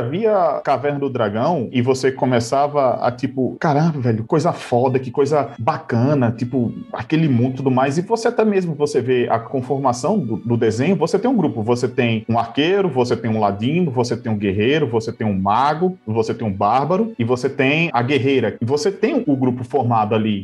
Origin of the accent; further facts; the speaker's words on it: São Paulo, Brazil; moved away as an adult; also born or lived in Paraíba; eu sou nascido e criado em São Paulo, capital